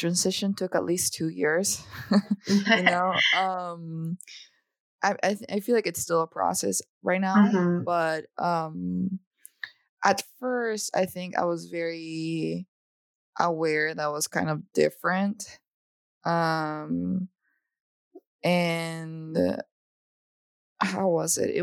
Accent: El Salvador; moved away as an adult; now in United States; I was born and raised in El Salvador, in Central America. So I was there, you know, till I was 18 years old. And I moved to the United States for college.

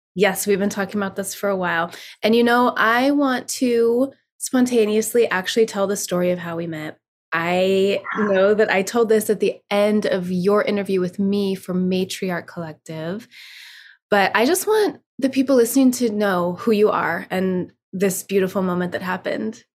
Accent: South Lake Tahoe, California, United States; moved away; I was in South Lake Tahoe, my hometown

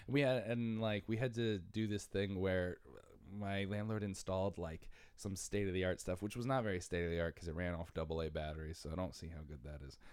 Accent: Bridgeport, Connecticut, United States; moved away as an adult; also born or lived in Stratford, Connecticut; now in New York City, United States; I'm from Bridgeport and Stratford. Spent half my life in Bridgeport, half my life in Stratford.

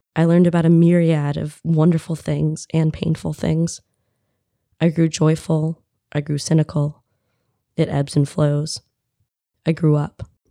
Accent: United States; as an American woman

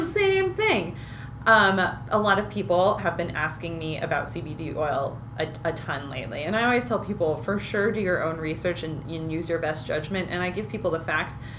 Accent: Berkeley, California, United States; I grew up right near Berkeley, Berkeley, California

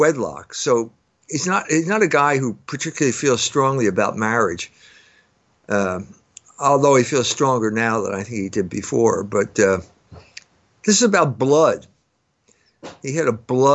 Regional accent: United States; I'm an American

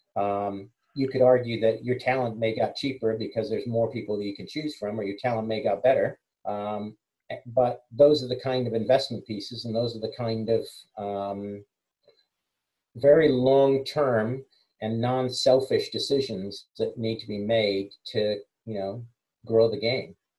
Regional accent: United States; moved away as an adult; also born or lived in England; now in United Kingdom; I'm English, born here, moved to the States and came back

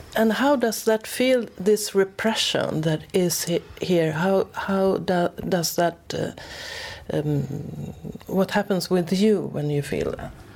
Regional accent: Sweden; English is a second language; I'm from Sweden, so most of the episodes are in Swedish

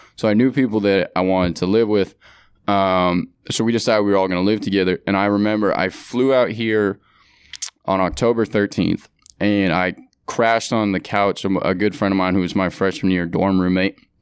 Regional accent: San Francisco, California, United States; moved away as an adult; also born or lived in San Diego; now in New York, United States; born and raised in San Francisco

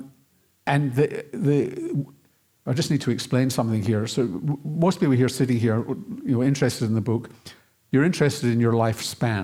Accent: Glasgow, Scotland, United Kingdom; born or raised there; now in Australia

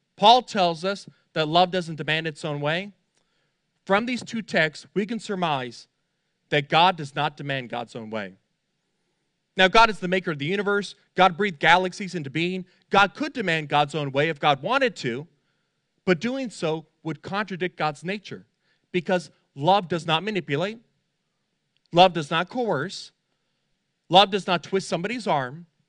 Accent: Fort Lauderdale, Florida, United States; I grew up in Fort Lauderdale

